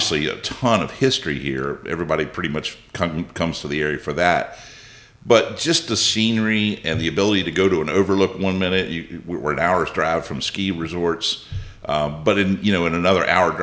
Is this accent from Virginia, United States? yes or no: yes; Winchester, Virginia, United States; born and raised in Frederick County, but lived in the Winchester area my whole life, for the most part